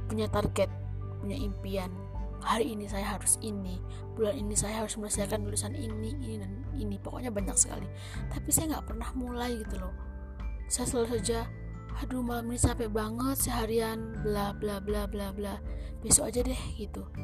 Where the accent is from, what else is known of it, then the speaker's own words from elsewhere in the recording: Java, Indonesia; accent: Javanese; dialek saya terkesan seperti dialeknya orang Jawa karena memang saya juga orang Jawa gitu ya